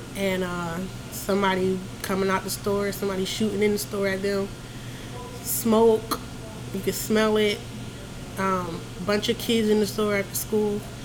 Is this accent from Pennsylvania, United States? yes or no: yes; Philadelphia, Pennsylvania, United States; now in Augusta, United States; I was born in Philadelphia.